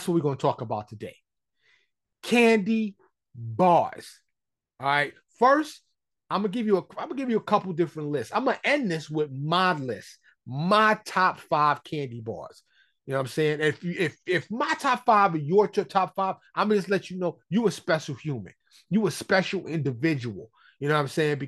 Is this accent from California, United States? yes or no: no; New York City, New York, United States; now in Texas, United States; I'm from New York City